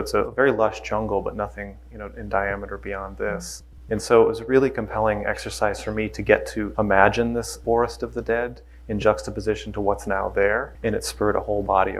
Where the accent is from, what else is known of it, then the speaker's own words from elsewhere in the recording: Minneapolis, Minnesota, United States; I grew up in Minneapolis as a young person